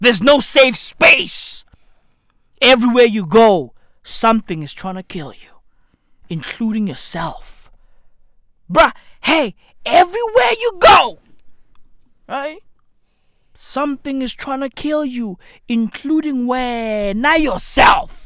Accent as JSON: {"language": "English", "area": "East Rand, Johannesburg", "region": "Gauteng", "country": "South Africa", "said": "I'm from the East Rand of Johannesburg, South Africa."}